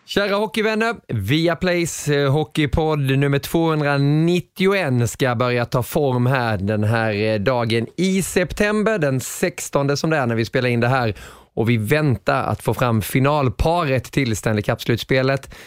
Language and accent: Swedish; Småland, Sweden; accent: småländska; min småländska på den tiden